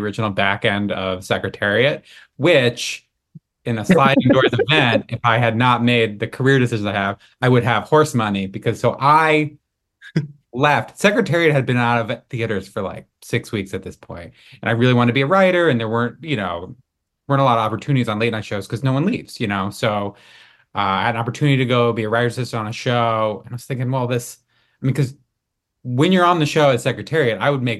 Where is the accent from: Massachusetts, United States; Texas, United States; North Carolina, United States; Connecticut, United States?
Massachusetts, United States; now in Los Angeles, United States; So I am from Massachusetts, and you know, I'd always wanted to write television comedy. Moved out to LA.